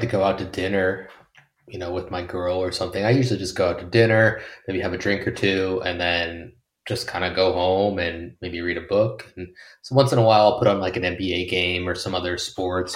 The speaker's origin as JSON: {"language": "English", "country": "United States", "moved": "as an adult", "said": "as an American"}